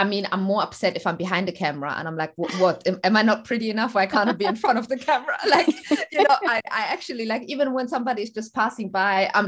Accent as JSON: {"language": "English", "town": "Stuttgart", "region": "Baden-Württemberg", "country": "Germany", "tie": "born or raised there", "also_born_or_lived": "Eritrea", "moved": "as an adult", "lives_now": "London, United Kingdom", "said": "I am originally from Eritrea and I was born in Stuttgart, Germany. And then I moved to the UK, London, after I finished my school"}